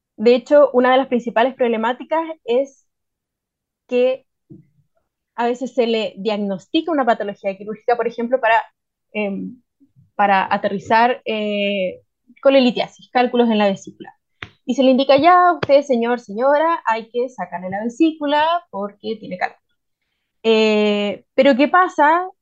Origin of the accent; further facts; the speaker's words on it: Santiago, Santiago Metropolitan Region, Chile; moved away as an adult; now in Ancud, Chile; a mí me cachan al tiro que vengo de Santiago